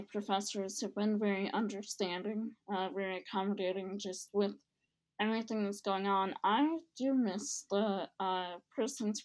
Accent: Cleveland, Ohio, United States; moved away as an adult; now in Dayton, United States; I am not from Dayton. I'm not from Southern Ohio. I'm from Cleveland.

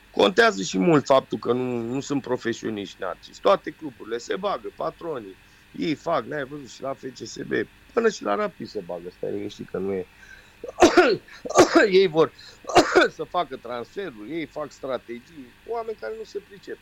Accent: Romania; moved away; also born or lived in London, United Kingdom; sunt român

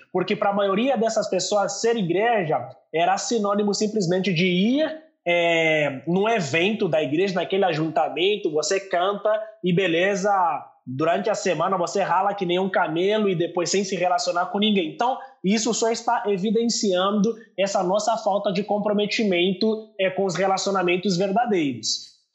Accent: Angola; also born or lived in São Paulo, Brazil; now in Brazil; sou angolano. Talvez você deve ter percebido ali um pouco pelo meu sotaque

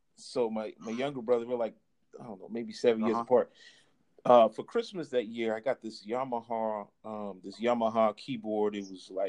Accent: Charleston, South Carolina, United States; also born or lived in DC/Maryland area; now in DMV area, United States; I live here in the DMV area for the past 13 years. But I'm definitely originally from Charleston, South Carolina. So definitely want to recognize my roots

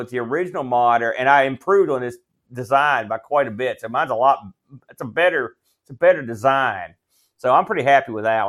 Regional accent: New Jersey, United States; I'm from New Jersey.

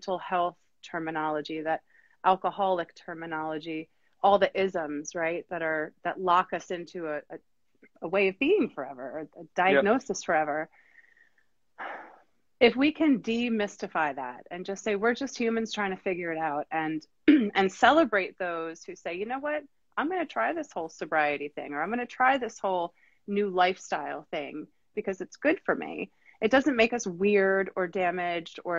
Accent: Wilmington, North Carolina, United States; We're from Wilmington, North Carolina

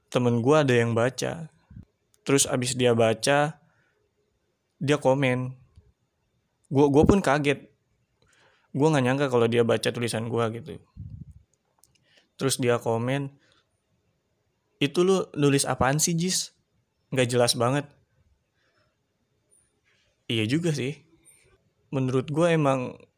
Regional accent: Tangerang, Banten, Indonesia; also born or lived in Sukabumi; Gue tinggal di daerah Tangerang. Dan gue asli Tangerang, tapi gue dulu pernah sekolah di Sukabumi. Jadi dulu gue SMP di Sukabumi di sana dan di saat gue lulus SMP gue balik lagi sekolah di Tangerang ngelanjutin SMK.

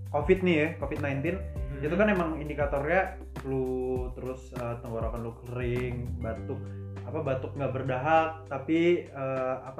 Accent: Batam, Riau Islands, Indonesia; ke Batam which is tempat uh, kota asal gue

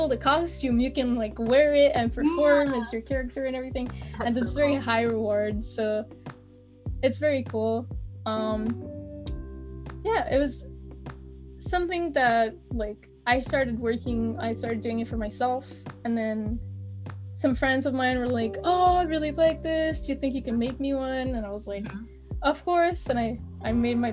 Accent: Quebec, Canada; first language French; English is a second language; So I live in Quebec. Which is in Canada. I don't like to say I'm Canadian. I like to say I'm a Quebecer

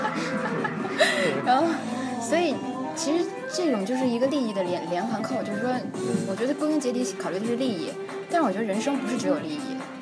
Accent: China; now in Russia; 我们中国人的文化

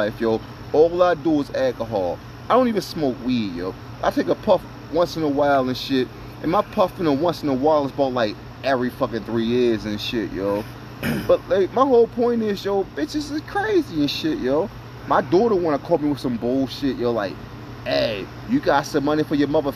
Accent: New Jersey, United States; I was raised in New Jersey

